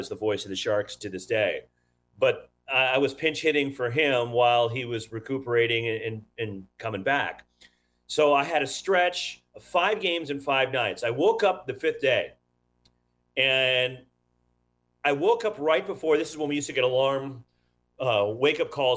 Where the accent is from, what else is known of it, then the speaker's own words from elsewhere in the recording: California, United States; also born or lived in Florida; I'm a Californian born and raised